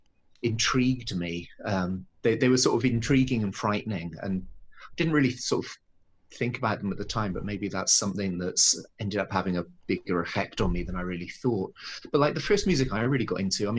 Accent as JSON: {"language": "English", "town": "Bristol", "region": "South West England", "country": "United Kingdom", "tie": "born or raised there", "moved": "yes", "lives_now": "Tokyo, Japan", "said": "growing up in Bristol"}